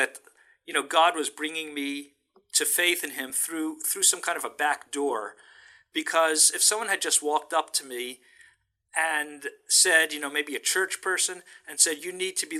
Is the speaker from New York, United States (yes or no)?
yes; New York City, New York, United States; moved away as an adult; also born or lived in Bronx, New York; now in San Francisco, United States; That's where I grew up. I was born in the Bronx in New York, but grew up as a child in Brooklyn. Absolutely. And when I go back there, you can still tell from my accent, which gets stronger once I'm back in New York.